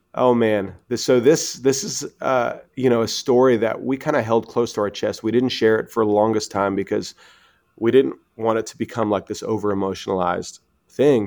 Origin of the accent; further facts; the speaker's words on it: Canada; moved away as an adult; now in United States; we're Canadian